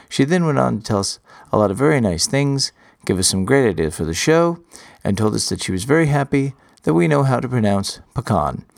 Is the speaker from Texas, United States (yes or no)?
yes; Texas, United States; born or raised there